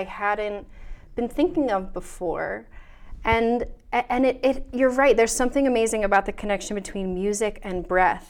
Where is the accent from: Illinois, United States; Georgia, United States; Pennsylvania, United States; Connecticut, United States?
Pennsylvania, United States; Wyomissing; I grew up in Wyomissing.